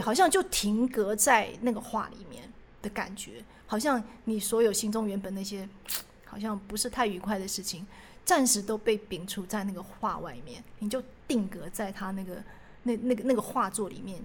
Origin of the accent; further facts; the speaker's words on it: Taiwan; 可能因为我以前也是在眷村长大的，可是我们不是日式的眷村啊